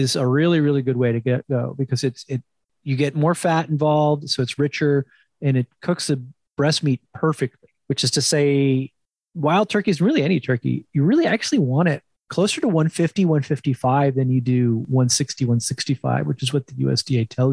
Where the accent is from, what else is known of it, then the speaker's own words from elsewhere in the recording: New Jersey, United States; up in the Northeast, I grew up in New Jersey